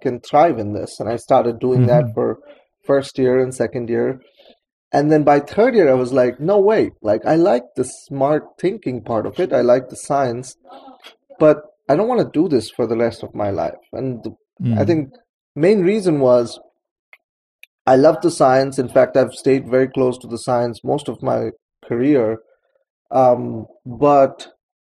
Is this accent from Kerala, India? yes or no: no; Kolkata, West Bengal, India; moved away as an adult; now in United States; I was growing up in Calcutta, India